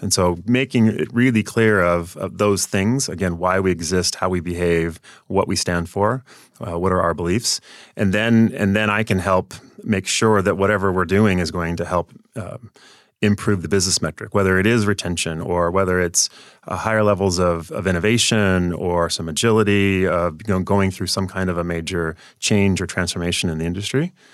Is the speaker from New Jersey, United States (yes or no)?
no; near Portland, Washington, United States; also born or lived in Seattle area, Washington; I grew up, though, down near Portland, Oregon, right across the Columbia River in Washington still